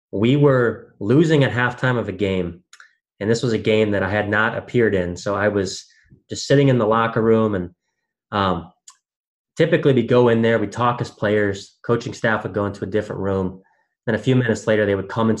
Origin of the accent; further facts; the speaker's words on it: Wisconsin, United States; growing up in Wisconsin